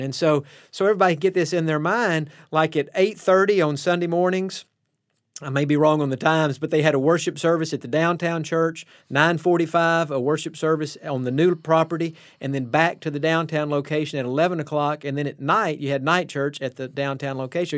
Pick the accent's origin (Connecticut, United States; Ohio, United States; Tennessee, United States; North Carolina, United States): Tennessee, United States; East; moved away; also born or lived in Texas; I grew up in East Tennessee, First Baptist of the North City.